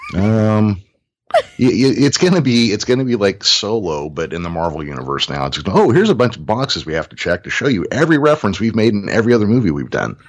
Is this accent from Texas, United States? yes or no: no; Modesto, California, United States; right here in my hometown, Modesto, California